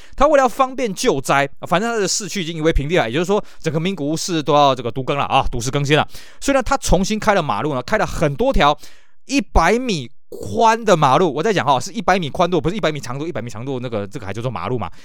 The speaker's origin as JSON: {"language": "Chinese", "country": "Taiwan", "said": "就像我们在台湾"}